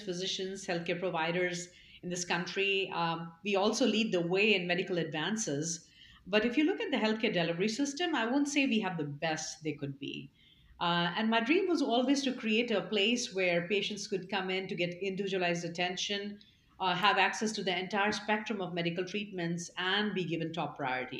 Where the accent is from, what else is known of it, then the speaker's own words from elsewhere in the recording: Bhilai, Chhattisgarh, India; moved away; I grew up in India. I was born in central India in a city called Bhilai.